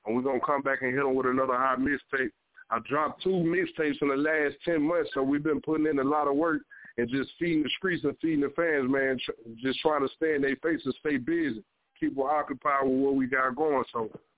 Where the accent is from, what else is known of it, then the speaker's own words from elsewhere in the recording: Mississippi, United States; Man, well, I'm from Mississippi, man.